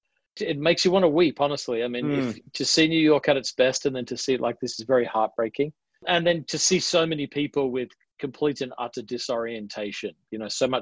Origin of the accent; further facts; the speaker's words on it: Adelaide, South Australia, Australia; accent: Australian; I'm from Adelaide, which is known as a little more, it's the only state that wasn't founded by convicts. So it's got a distinct accent that sounds slightly British.